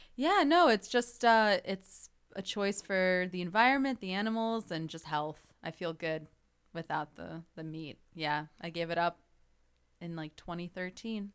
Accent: Northbrook, Illinois, United States; I grew up in Northbrook, so that's a northwest suburb of Chicago

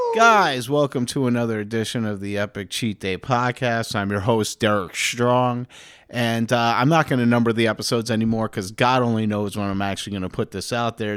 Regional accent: New York City, New York, United States; Growing up in New York, you're ki, you kind of have to be interested in real estate, I think. You know, especially if you grew up in Manhattan

